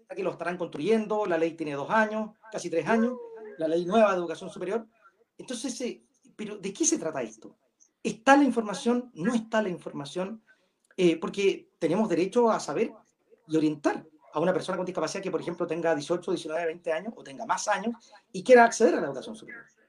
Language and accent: Spanish; Chile; somos todos chilenos